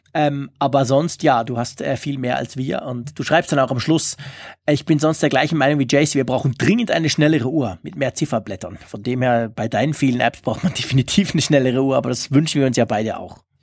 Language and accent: German; Switzerland; für mich als Schweizer